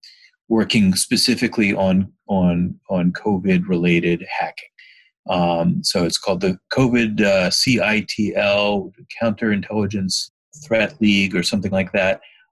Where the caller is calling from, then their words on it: San Francisco, California, United States; I'm in San Francisco at home.